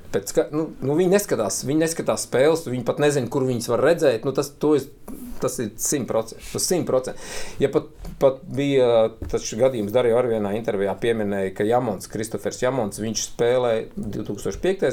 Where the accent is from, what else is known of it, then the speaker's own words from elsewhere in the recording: Kuldīga, Kurzeme, Latvia; now in Riga, Latvia; Es esmu kuldīgnieks